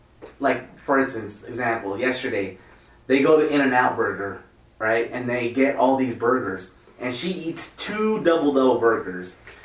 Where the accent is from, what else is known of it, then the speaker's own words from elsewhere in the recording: United States; I'm American.